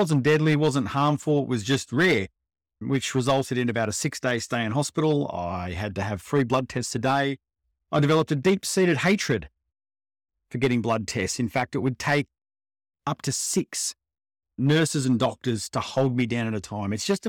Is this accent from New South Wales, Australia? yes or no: no; Melbourne, Victoria, Australia; also born or lived in Perth; now in Sydney, Australia; I grew up in Melbourne. I moved around a fair bit with kids, with dad's work. So I lived in Perth, back to Melbourne, moved to Sydney, and I've spent the predominantly majority of my time here in Sydney.